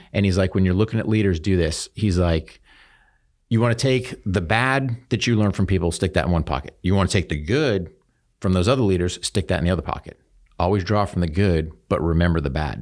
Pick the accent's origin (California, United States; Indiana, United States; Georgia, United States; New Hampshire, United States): New Hampshire, United States; I grew up in New Hampshire